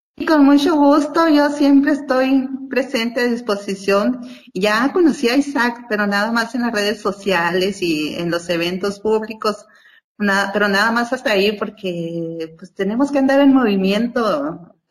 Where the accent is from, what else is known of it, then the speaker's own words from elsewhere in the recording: Huatabampo, Sonora, Mexico; en mi pueblo, en Bacapaco, Guatabampo, Sonora